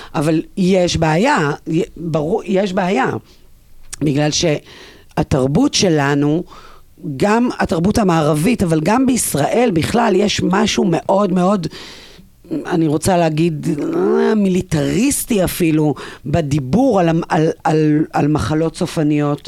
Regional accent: Ein Gedi, Southern District, Israel; אני גדלתי בים המלח

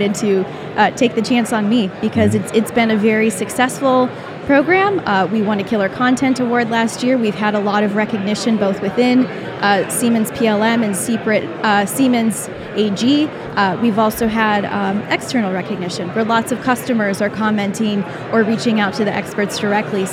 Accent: Michigan, United States; moved away as an adult; also born or lived in Boston, Massachusetts; I was born and raised in Michigan, went to university in Michigan

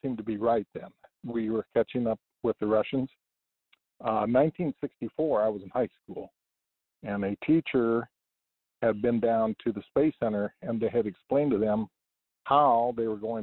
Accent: Kansas City, Missouri, United States; I'm from Kansas City, Missouri

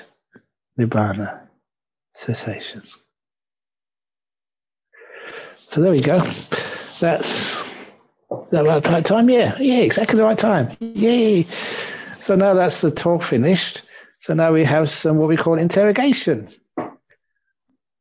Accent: England, United Kingdom; now in Perth, Australia; I'm an English monk

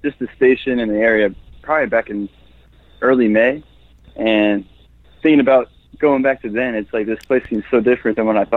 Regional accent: Virginia, United States; moved away as an adult; now in Dothan, United States; I'm originally from Virginia

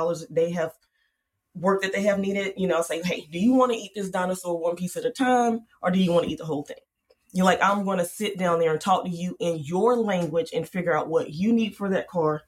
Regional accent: Charlotte, North Carolina, United States; I grew up in Charlotte, so that's a big banking city

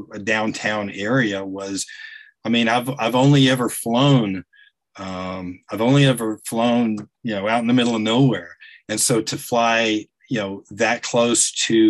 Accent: Chattanooga, Tennessee, United States; now in Atlanta, United States; I spent several years growing up in the Chattanooga area

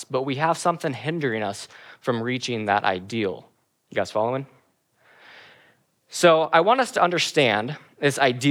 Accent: Kenny Lake, Alaska, United States; I grew up in Kinney Lake, Alaska for a lot of my life.

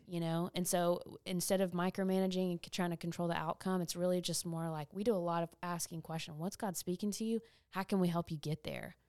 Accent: East Texas, United States; my hometown

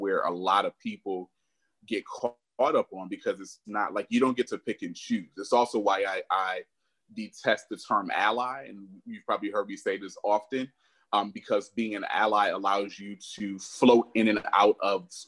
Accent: upstate New York, United States; moved away as an adult; also born or lived in San Francisco Bay Area, California / Charlotte, North Carolina / Washington, District of Columbia, United States / Boston, Massachusetts; now in Arlington, Texas, United States; I was born in the Bay, but grew up in upstate New York, so I'm a New Yorker.

